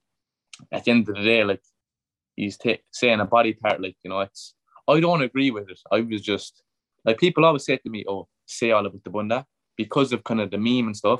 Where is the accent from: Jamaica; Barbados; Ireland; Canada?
Ireland; Cork, Munster; Cork City, which is my hometown. That's where I'm from